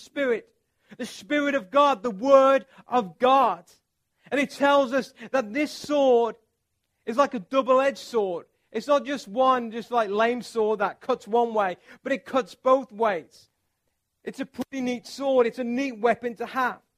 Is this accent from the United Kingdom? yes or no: yes; England, United Kingdom; I'm from England